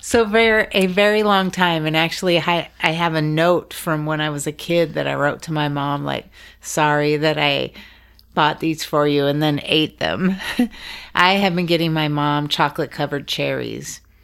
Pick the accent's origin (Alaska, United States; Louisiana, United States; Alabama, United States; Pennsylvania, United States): Alaska, United States; Juneau; also born or lived in Valdez, Alaska; I grew up in Juneau, Alaska